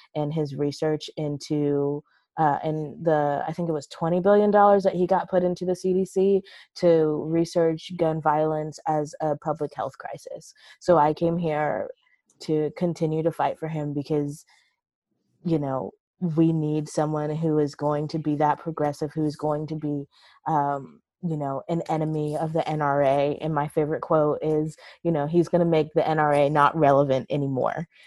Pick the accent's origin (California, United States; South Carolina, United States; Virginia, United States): South Carolina, United States; Charleston; I'm from South Carolina originally. I was born and raised in Charleston